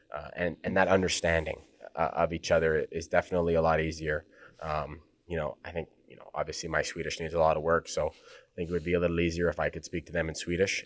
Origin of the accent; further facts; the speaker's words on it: Edmonton, Alberta, Canada; now in Sweden; I'm from Edmonton